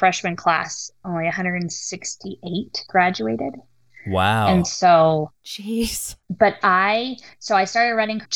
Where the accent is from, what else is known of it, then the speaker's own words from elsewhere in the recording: Silver City, New Mexico, United States; also born or lived in San Diego, California / Grants, New Mexico; I grew up in New Mexico where we weren't the majority for our religion